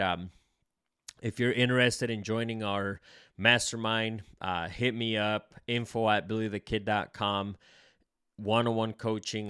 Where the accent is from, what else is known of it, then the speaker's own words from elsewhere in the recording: El Salvador; I'm Salvadorian